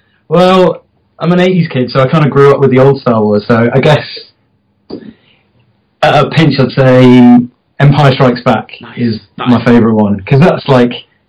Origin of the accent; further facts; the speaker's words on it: Formby, North West England, United Kingdom; Well, I'm from Formby